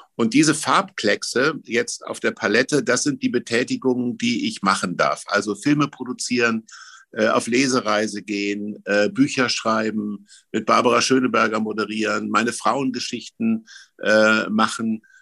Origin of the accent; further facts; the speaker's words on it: Germany; ich bin im Mittelgebirge groß geworden